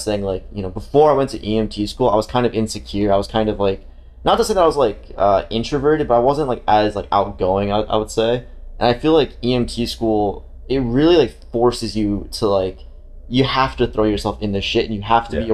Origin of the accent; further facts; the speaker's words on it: Romania; now in United States; I'm literally, like, right next to Ukraine. Like, it's my home country